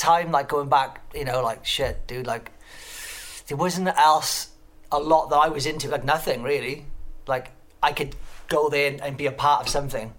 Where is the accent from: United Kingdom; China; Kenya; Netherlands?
United Kingdom; Pontypool, Wales; moved away; also born or lived in Newport; I've been living here for about 20 odd years now, but I'm actually from Pontypool. Lived in Newport for a bit, especially during the Sanchez years, but I'm from Pontypool, and which is like a little town up the road. Yeah, a little valley town.